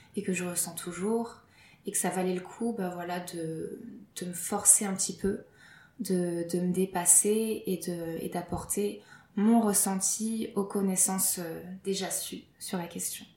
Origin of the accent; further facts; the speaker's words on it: Lille, Hauts-de-France, France; je suis française, je suis née à Lille